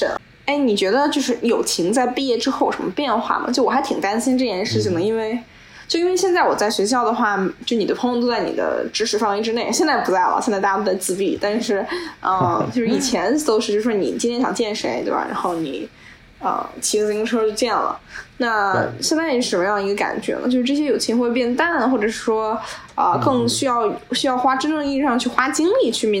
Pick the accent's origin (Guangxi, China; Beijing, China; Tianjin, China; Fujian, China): Beijing, China; moved away; 因为我们都是北京人，